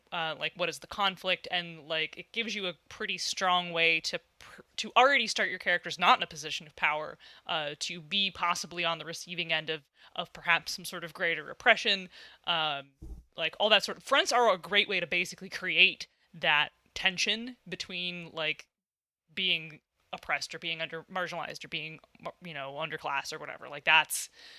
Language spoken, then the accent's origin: English; Midwest, United States; Oh, I'm from the Midwest now. I can't talk.